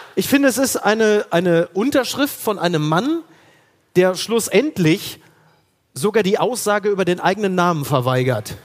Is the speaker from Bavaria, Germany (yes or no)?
no; Ruhr area, North Rhine-Westphalia, Germany; moved away; da wo ich herkomme im Ruhrgebiet